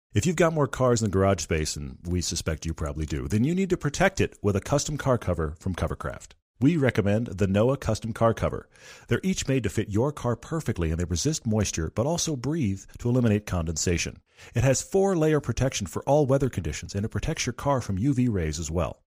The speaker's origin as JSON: {"language": "English", "region": "Texas", "country": "United States", "moved": "yes", "said": "I'm originally from Texas."}